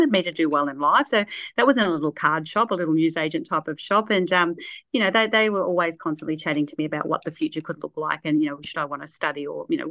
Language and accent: English; Shepparton, Victoria, Australia; also born or lived in Sydney / Mount Isa; I was born in Sydney, only had probably a year there, and then up to Mount Isa and then back home. Mum wanted to come back to Shepparton